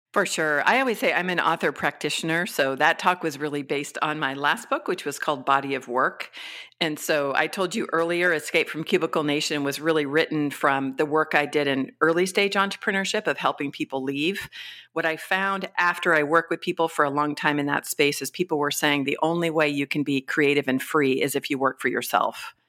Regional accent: California, United States; also born or lived in Mexico / Colombia; I'm from California originally

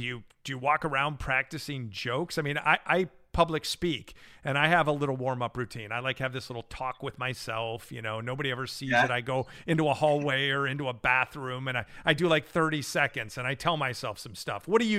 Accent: La Grange, Illinois, United States; So I'm a Chicago guy. I don't know if when we chatted briefly after one of those shows, if I ever told you that. West suburbs, grew up in LaGrange, Western Springs area.

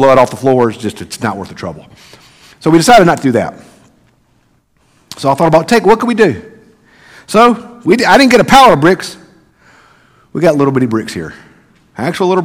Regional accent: the South, United States; I'm from the South, y'all

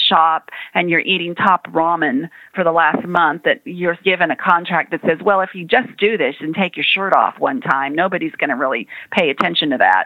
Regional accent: Las Vegas, Nevada, United States; moved away; I grew up in Las Vegas growing up.

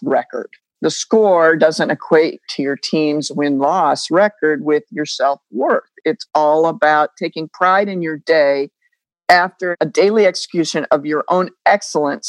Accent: New England, United States; I grew up in New England

